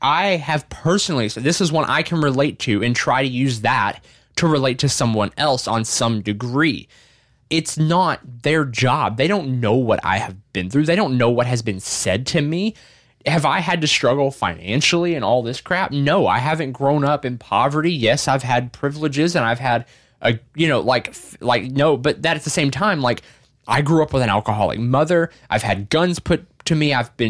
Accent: the South, United States; I grew up in the South.

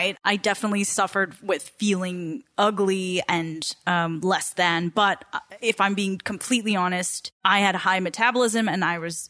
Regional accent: Southern California, United States; growing up in SoCal

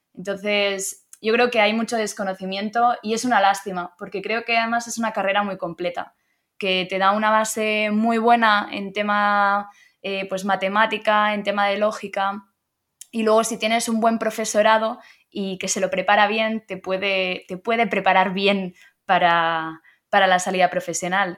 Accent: Blanes, Catalonia, Spain; moved away as an adult; now in Madrid, Spain; Nací en Blanes, es un pueblo de costa que está en Girona, así que soy catalana

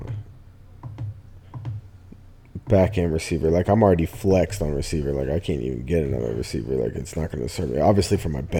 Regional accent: Philadelphia, Pennsylvania, United States; I'm from Philly

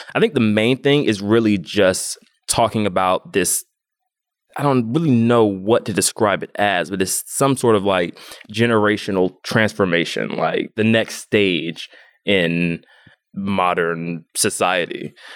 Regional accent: Atlanta, Georgia, United States; I'm from Atlanta, Georgia, born and raised, where I'm also based now

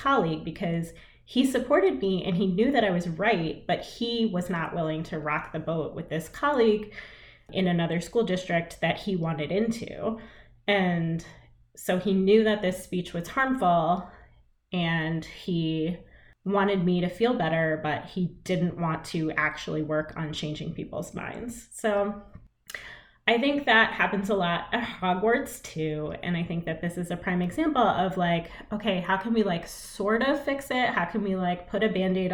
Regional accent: United States; as an Indian American person

